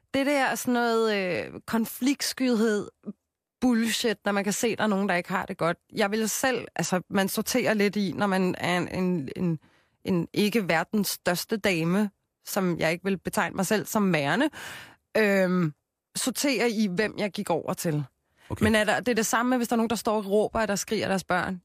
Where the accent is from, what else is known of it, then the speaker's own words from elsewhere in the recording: Copenhagen, Capital Region of Denmark, Denmark; jeg er fra Christianshavn